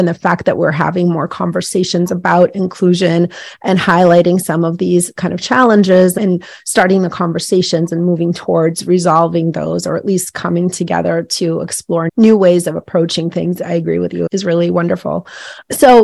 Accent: United States; also born or lived in Soviet Union; I came over when I was 8 years old.

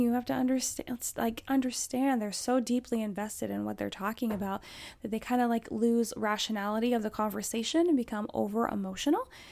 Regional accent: Alaska, United States; I grew up in Alaska

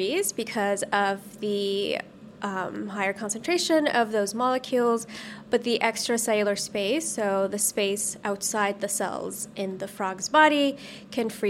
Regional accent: Saudi Arabia; moved away as an adult; also born or lived in Los Angeles, United States; now in United States; I grew up in Saudi Arabia, and after I finished high school there

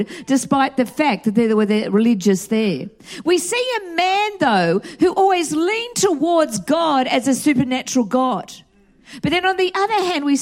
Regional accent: Australia; moved away as an adult; also born or lived in Atlanta, Georgia / North Hollywood, Los Angeles; now in United States; growing up in Australia.

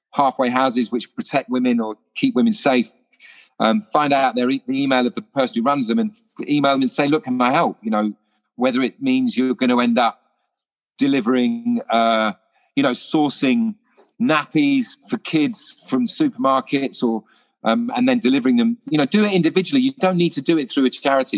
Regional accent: London, United Kingdom; I was born in Putney

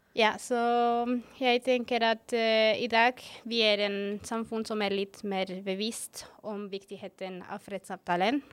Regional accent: Bogotá, Colombia; Norwegian is a second language; moved away as an adult; also born or lived in Barcelona, Spain / Bergen, Norway; now in Oslo, Norway; jeg kommer opprinnelig fra Colombia. Eh, fra Colombias hovedstad, som er nemlig Bogotá

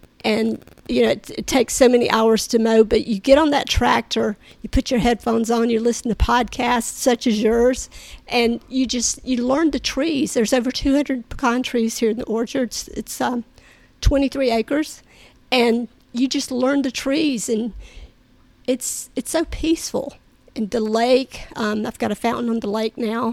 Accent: Cordele, Georgia, United States; moved away as an adult; also born or lived in Virginia; now in Cordele, United States; I was born in Cordele

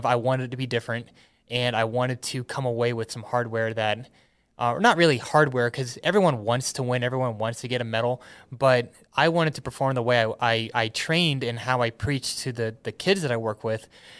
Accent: Metairie, Louisiana, United States; born there; So I was born in Metairie, Louisiana. That's just near New Orleans.

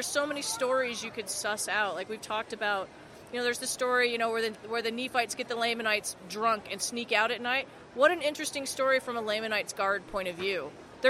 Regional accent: Farmington, Utah, United States; moved away as an adult; now in San Francisco, United States; I grew up in Farmington. I'm currently living in San Francisco

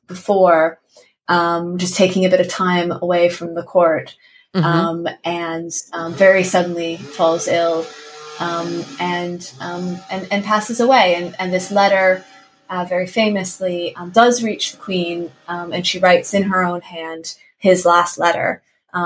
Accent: Canada; I'm Canadian

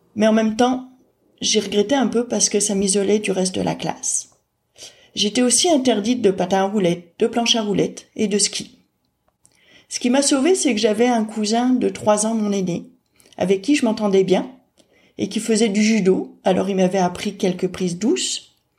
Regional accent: France; Je suis née en France au début des années 1970

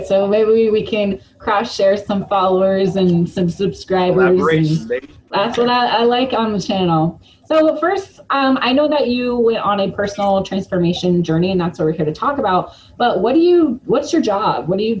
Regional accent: Lawrence, Kansas, United States; I've been in Lawrence, too, last, 24 or 5 years. Yeah, so Lawrence is hometown for me as well.

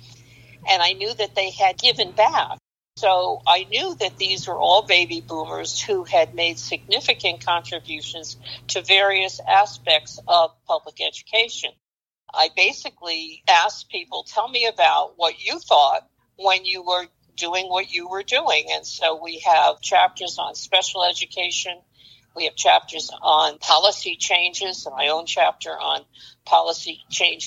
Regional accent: New York City, New York, United States; I grew up in Brooklyn and Queens

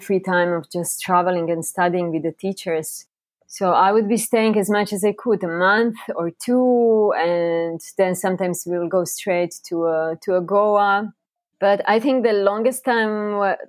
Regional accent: Croatia; also born or lived in Bali; now in Costa Rica; I'm originally from Croatia

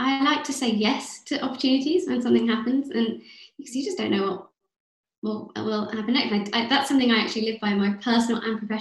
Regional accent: London, United Kingdom; growing up in London

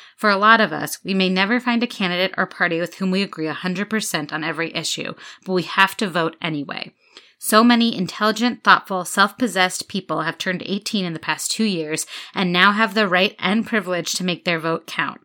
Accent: United States; being American

